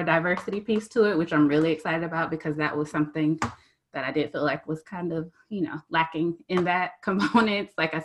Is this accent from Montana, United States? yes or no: no; South Georgia, United States; I'm from South Georgia, so we know sometimes like Southern roots